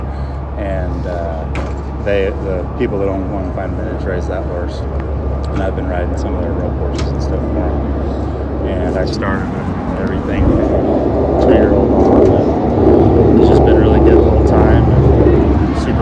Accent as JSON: {"language": "English", "region": "California", "country": "United States", "said": "We're both from California."}